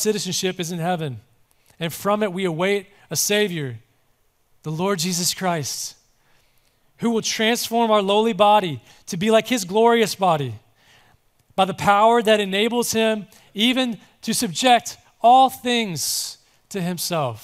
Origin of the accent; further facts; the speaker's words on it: Mississippi, United States; I'm from Mississippi